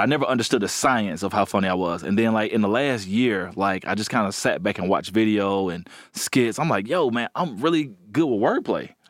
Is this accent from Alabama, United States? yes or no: yes; Alabama, United States; I'm from Alabama, and all my family are blue collar, hard workers